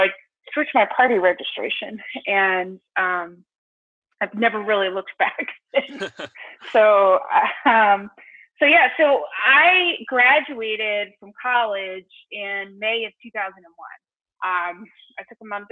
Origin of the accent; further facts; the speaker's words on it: Radnor, Pennsylvania, United States; I was born in the Philadelphia suburbs. I grew up in a town called Radnor, which is about 15 minutes outside of Philadelphia